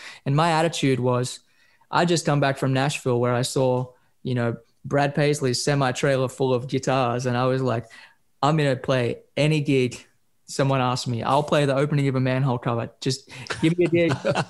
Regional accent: Australia; I play the guitar. I'm from Australia.

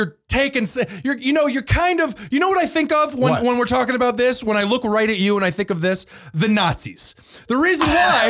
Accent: United States; As an American

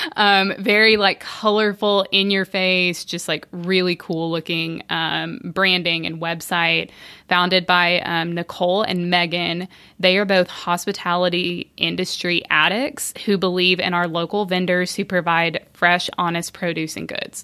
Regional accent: Bentonville, Arkansas, United States; I'm from Bentonville, you know, Walmart

